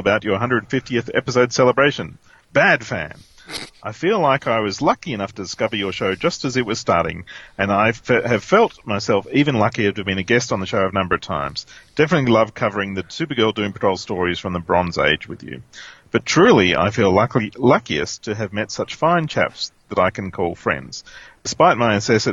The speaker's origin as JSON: {"language": "English", "region": "Rhode Island", "country": "United States", "tie": "born or raised there", "said": "Growing up in Rhode Island"}